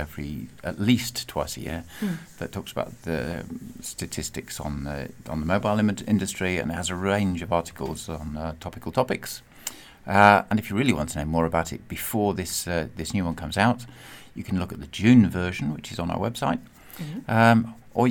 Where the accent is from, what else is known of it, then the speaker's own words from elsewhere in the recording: United Kingdom; moved away; as a Brit